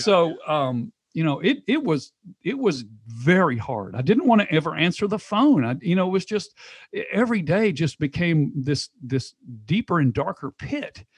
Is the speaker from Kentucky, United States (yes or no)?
no; Knoxville, Tennessee, United States; moved away as an adult; also born or lived in Texas; I'm from Knoxville, but I moved to Texas